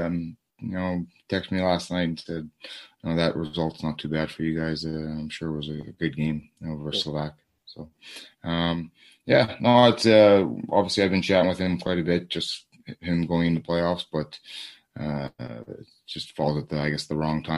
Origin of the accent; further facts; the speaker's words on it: Toronto, Ontario, Canada; we're from the Toronto area